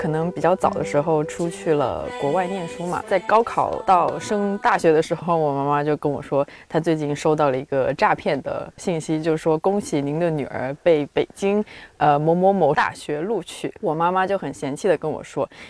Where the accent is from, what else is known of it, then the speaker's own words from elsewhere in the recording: southern China, China; accent: southern; 感受到自己作为一个南方人。这个口音上面好像就